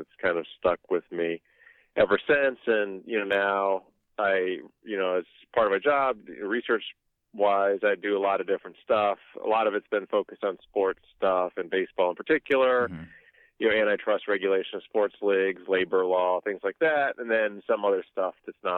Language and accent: English; Ohio, United States; I'm from Ohio